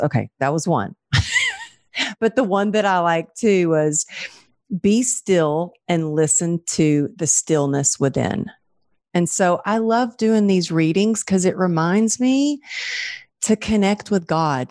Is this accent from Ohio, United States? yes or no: no; Texas, United States; growing up in Texas, growing up an athlete and a dancer